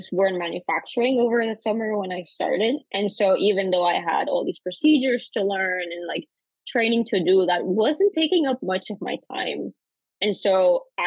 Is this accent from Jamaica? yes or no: no; Costa Rica; moved away as an adult; also born or lived in North Carolina, United States; now in United States; I'm originally from Costa Rica, born and raised